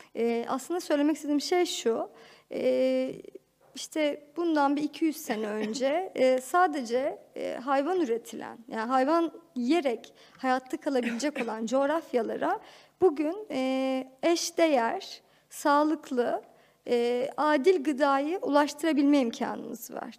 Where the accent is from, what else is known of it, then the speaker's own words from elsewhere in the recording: Ankara, Turkey; çocukluğumu Ankara'da geçirdim.